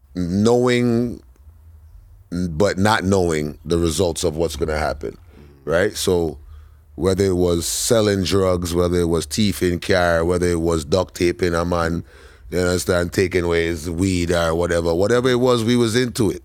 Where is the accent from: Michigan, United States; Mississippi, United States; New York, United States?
New York, United States; New York City; we grew up in a brownstone in, in the middle of Flatbush.